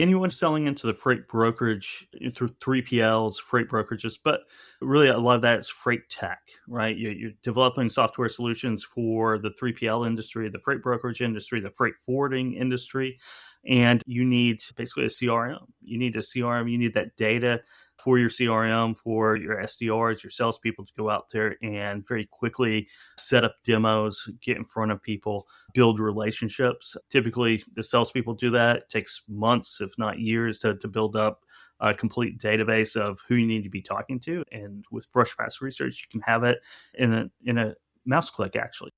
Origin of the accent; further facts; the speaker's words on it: Owasso, Oklahoma, United States; moved away as an adult; also born or lived in New Orleans / New York; I grew up in Tulsa, Oklahoma, or just outside of Tulsa, Oklahoma, and it's, and a, a town, at that time it was a pretty small town, Owasso, Oklahoma